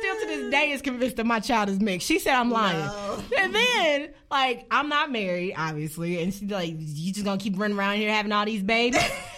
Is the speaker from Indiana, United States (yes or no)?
yes; Indianapolis, Indiana, United States; I was born and raised in Indianapolis